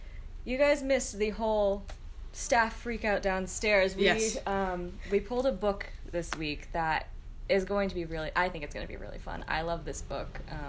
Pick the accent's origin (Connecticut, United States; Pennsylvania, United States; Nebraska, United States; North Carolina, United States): Connecticut, United States; moved away as an adult; also born or lived in Boston; I'm originally from Connecticut, and I grew up in Connecticut, closer to the New York border than I did to the Massachusetts border.